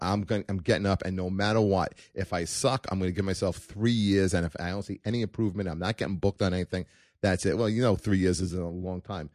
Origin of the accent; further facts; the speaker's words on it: New York City, New York, United States; also born or lived in Canarsie, Brooklyn / Manhattan, New York; now in Staten Island, United States; I was born in Brooklyn